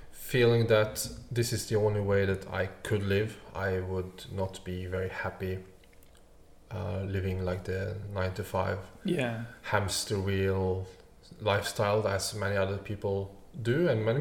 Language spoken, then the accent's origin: English; Norway; moved away as an adult; I grew up just outside Oslo, the capital.